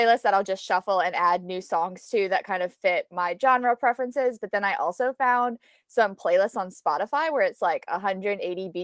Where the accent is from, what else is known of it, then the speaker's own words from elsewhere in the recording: New Orleans, Louisiana, United States; I'm from New Orleans, 26 years old.